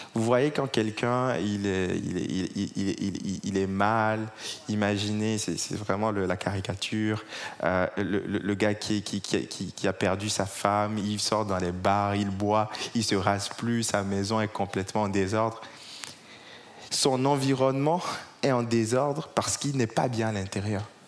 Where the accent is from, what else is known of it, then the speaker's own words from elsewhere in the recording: Togo; now in Paris, France; J'ai grandi au Togo, je suis d'origine togolaise